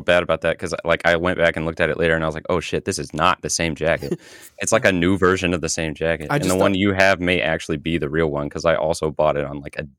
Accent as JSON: {"language": "English", "region": "Midwest", "country": "United States", "said": "I am from the Midwest. I am not from Illinois."}